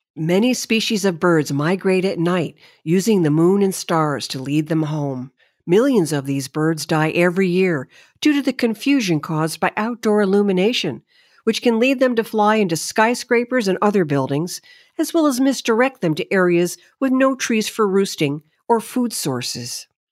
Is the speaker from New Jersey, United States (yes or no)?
no; New Haven County, Connecticut, United States; As a young girl, I grew up in New Haven County, a very commercialized and industrialized area of Connecticut